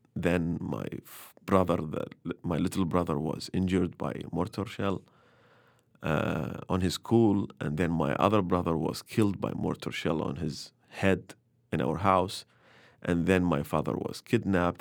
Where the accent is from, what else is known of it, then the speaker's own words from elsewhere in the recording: Baghdad, Baghdad Governorate, Iraq; also born or lived in Mosul; I was born in Baghdad. I was, I was raised between Mosul and Bahar and Baghdad.